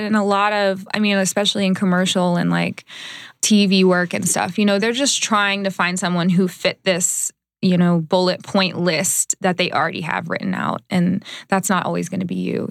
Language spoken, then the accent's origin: English; Dallas, Texas, United States; moved away as an adult; also born or lived in Iowa; now in Los Angeles, United States; I'm originally from Dallas.